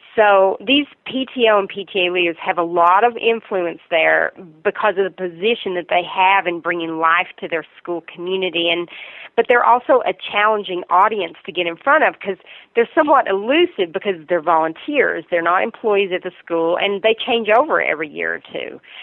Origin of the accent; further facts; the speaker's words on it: Virginia, United States; accent: Southern; I'm originally from Virginia